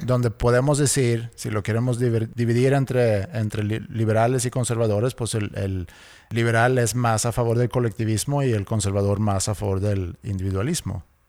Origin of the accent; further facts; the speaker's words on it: Sweden; cuando yo crecí en Suecia